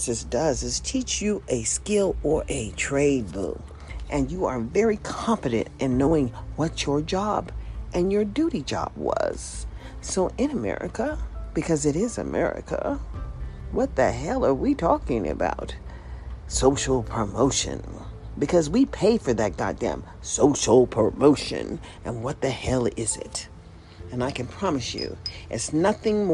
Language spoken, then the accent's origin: English; United States; I was proud to be an American